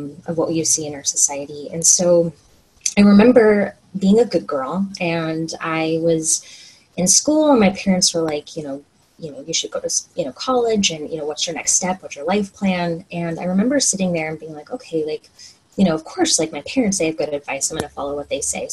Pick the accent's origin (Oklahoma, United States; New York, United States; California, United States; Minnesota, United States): Oklahoma, United States; moved away as an adult; now in Washington State, United States; I grew up in Oklahoma